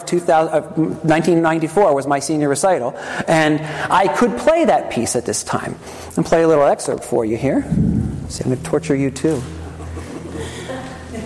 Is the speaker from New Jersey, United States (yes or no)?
yes; Trenton, New Jersey, United States; I was born on October 3rd, 1969, in Helene Fold Hospital in Trenton, New Jersey